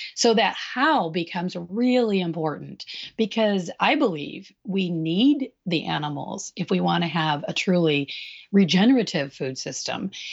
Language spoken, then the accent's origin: English; Michigan, United States; moved away as an adult; now in California, United States; I'm from Michigan. So we're sort of two Midwesterners